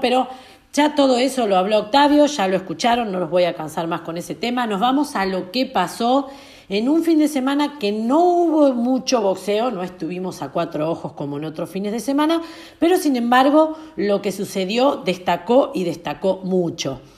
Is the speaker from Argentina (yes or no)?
yes; Argentina; mi país